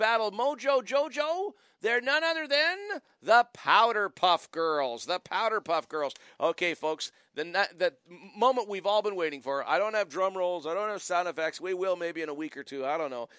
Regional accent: Wallaceburg, Ontario, Canada; now in Ottawa, Canada; I was born in Wallaceburg, Ontario

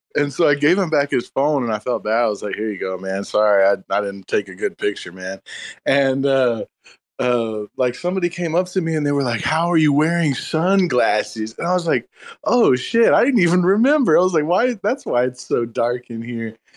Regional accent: Texas, United States; I'm from Texas

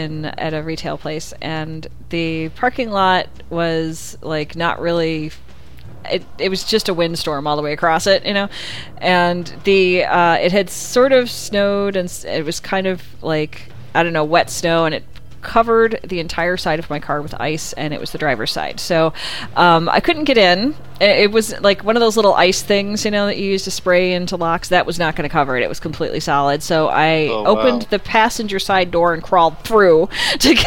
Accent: Illinois, United States; moved away as an adult; now in California, United States; I grew up in Illinois, and I was there for quite some time, and moved to California after

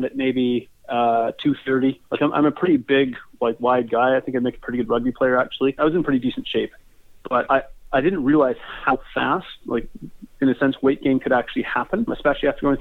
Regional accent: Red Deer, Alberta, Canada; I'm from Red Deer, Alberta, Canada

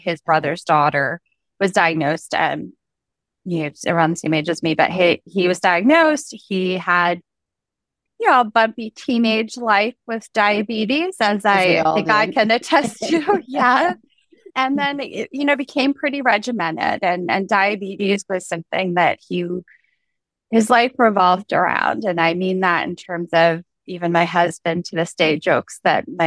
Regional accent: Virginia, United States; now in Baltimore, United States; grew up in Virginia, and now I'm a little bit north of that in Baltimore.

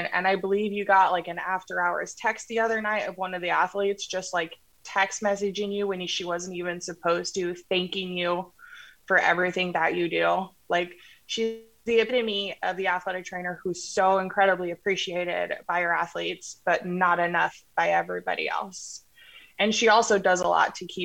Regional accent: Colorado, United States; now in Iowa, United States; we're both from Colorado, but we live in Iowa

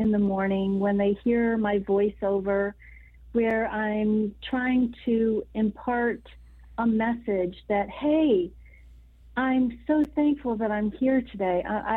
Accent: United States; As an American woman

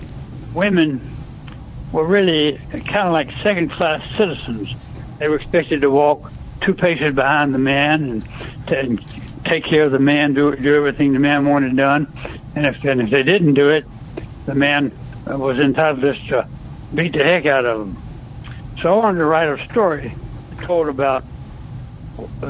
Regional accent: Mississippi, United States; moved away as an adult; also born or lived in California; I was born and raised in Mississippi.

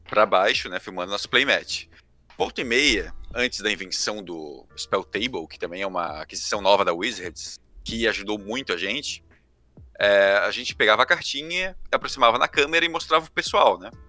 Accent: Brazil; sou brasileiro

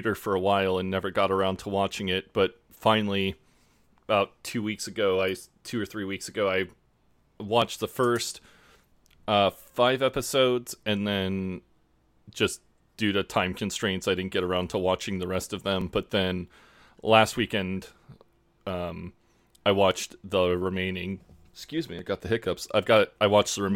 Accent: Kansas, United States; I'm an American from Kansas

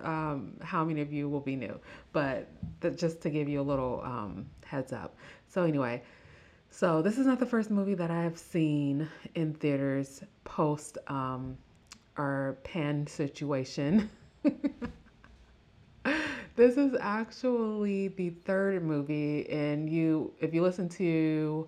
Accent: Midwest, United States; accent: Midwestern; my Midwestern accent

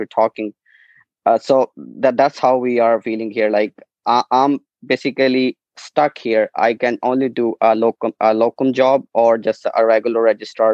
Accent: Pakistan; moved away as an adult; now in Ireland; I'm not from Ireland, I'm from Pakistan.

